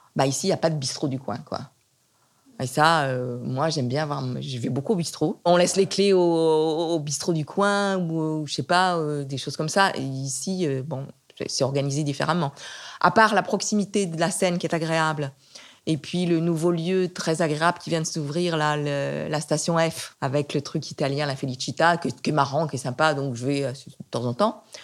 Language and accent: French; Nantes, Pays de la Loire, France; also born or lived in Provence; now in Paris, France; Je suis née à Nantes. Et pour moi, Nantes, c'est horrible parce que c'est plein. Quand j'étais enfant et adolescente, c'était plein de vieilles tantes